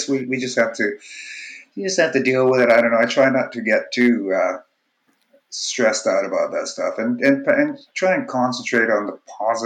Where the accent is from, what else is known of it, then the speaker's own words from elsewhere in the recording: Winnipeg, Manitoba, Canada; moved away as an adult; also born or lived in Vancouver; I'm originally from Winnipeg